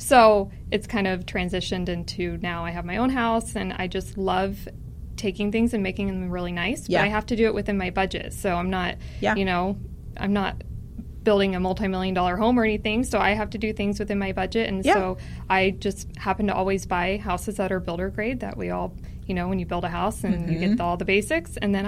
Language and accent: English; Tulsa, Oklahoma, United States; Tulsa, Oklahoma.